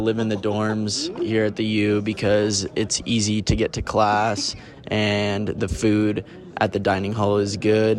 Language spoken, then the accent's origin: English; California, United States; I came here alone from California and I didn't know anyone.